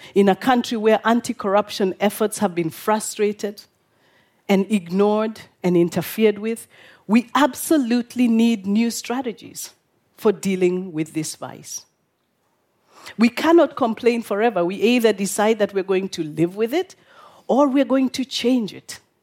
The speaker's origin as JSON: {"language": "English", "country": "Kenya", "said": "I'm from Kenya"}